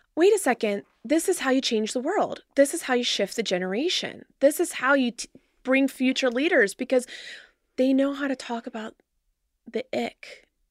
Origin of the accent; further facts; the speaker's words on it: Cincinnati, Ohio, United States; born in raised here. Yeah, I'm a Cincinnati girl